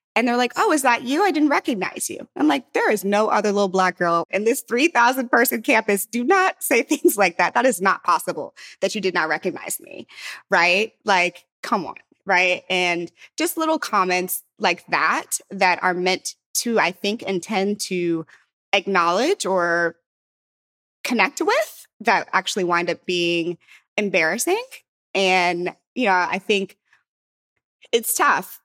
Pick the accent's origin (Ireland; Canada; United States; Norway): United States; St. Louis, Missouri; moved away; also born or lived in San Francisco; I'm from Saint Louis